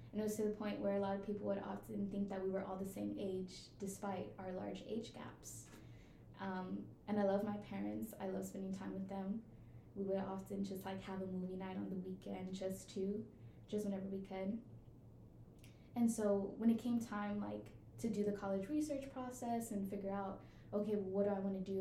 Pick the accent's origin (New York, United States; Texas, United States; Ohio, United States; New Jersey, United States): Texas, United States; Houston; moved away as an adult; now in Massachusetts, United States; I'm from Houston, Texas